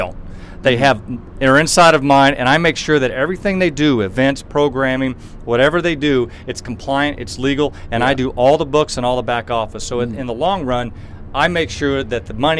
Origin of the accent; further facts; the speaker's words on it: Dallas, Texas, United States; I grew up in Dallas, Texas, and I was one of the better athletes in my community.